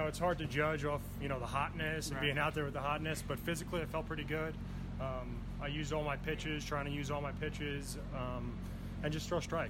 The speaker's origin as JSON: {"language": "English", "region": "New York", "country": "United States", "said": "I'm from New York."}